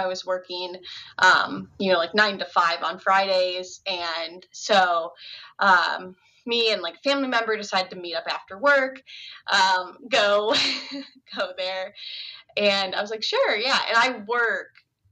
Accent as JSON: {"language": "English", "region": "Ohio", "country": "United States", "tie": "born or raised there", "also_born_or_lived": "Chicago, Illinois", "moved": "as an adult", "said": "I had just recently moved back. I was about to my hometown from Chicago. So I moved back to Ohio"}